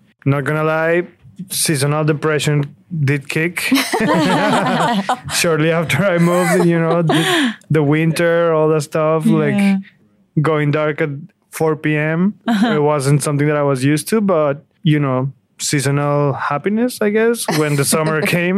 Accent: Bogotá, Colombia; moved away as an adult; also born or lived in Boston / New York City; now in New York, United States; I'm from Bogota, Colombia.

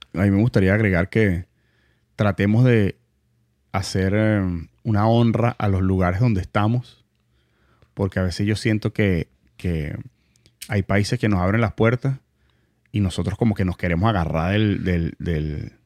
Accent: Venezuela; also born or lived in Montalbán, Caracas; now in United States; somos venezolanos

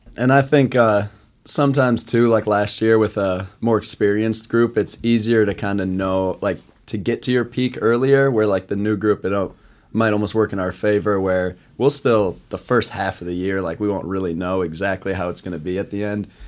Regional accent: Eagan, Minnesota, United States; now in Sioux Falls, United States; I'm from Eagan, Minnesota, right outside Saint Paul.

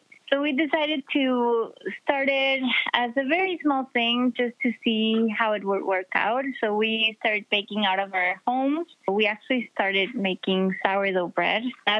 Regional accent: Mexico City, Mexico; now in Chicago, United States; I was born and raised in Mexico City.

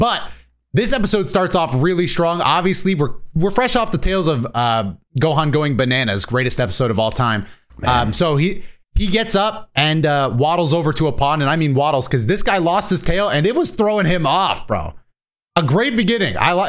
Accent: Florida, United States; I'm from Florida.

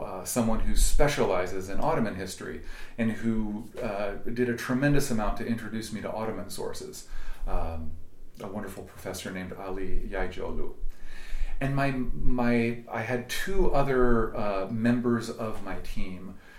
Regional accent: Berkeley, California, United States; also born or lived in Oakland, California; I, was born in Oakland, I was raised in Berkeley

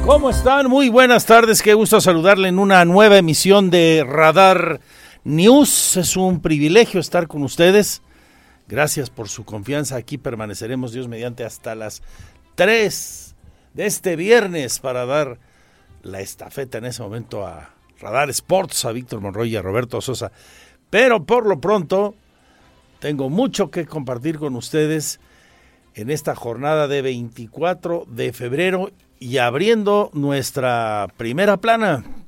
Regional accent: Mexico; como mexicanos

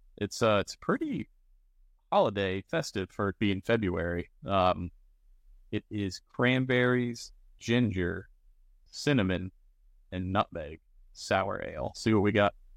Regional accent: Maryland, United States; being from Maryland

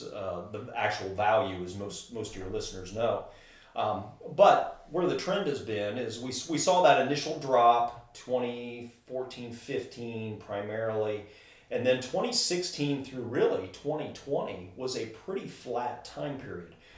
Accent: Wabash, Indiana, United States; I grew up in Wabash

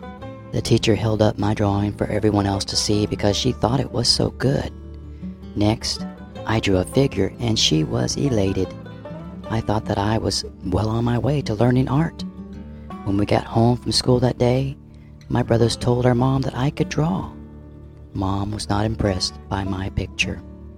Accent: West Virginia, United States; I grew up in West Virginia during World War II. Life was really hard for coal mining families, and we had a large family of 9 children.

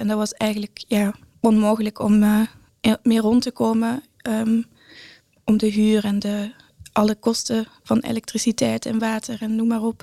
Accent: Brussels, Brussels-Capital Region, Belgium; moved away as an adult; now in Breda, Netherlands; ik ben inderdaad opgegroeid in Brussel en eh, inmiddels woon ik al zes jaar in Nederland.

